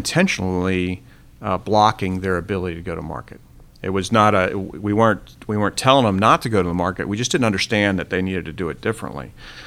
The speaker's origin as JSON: {"language": "English", "region": "Florida", "country": "United States", "tie": "born or raised there", "said": "I grew up in Florida."}